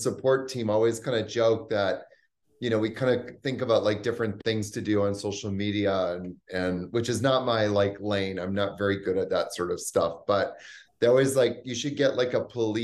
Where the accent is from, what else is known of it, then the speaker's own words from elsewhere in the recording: Canada; also born or lived in New York / Haiti / Bahamas; now in Costa Rica; I'm originally from Canada. I lived in New York for 10 years. I also lived in the Haiti and the Bahamas